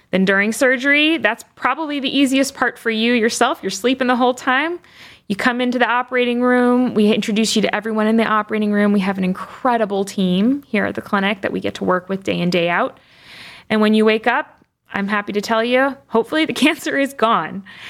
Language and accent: English; Chicago, Illinois, United States; moved away as an adult; also born or lived in Michigan; now in Cleveland, United States; I am a Midwesterner through and through, born and raised initially in the Chicago area